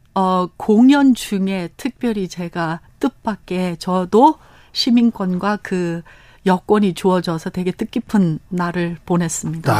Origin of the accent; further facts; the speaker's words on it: Los Angeles, California, United States; Korean is a second language; moved away as an adult; now in South Korea; 저희는 캘리포니아 LA에서 태어났습니다